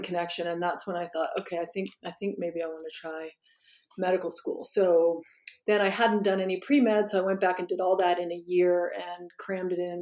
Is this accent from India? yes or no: no; Washington, District of Columbia, United States; I'm from Washington D.C. and I grew up there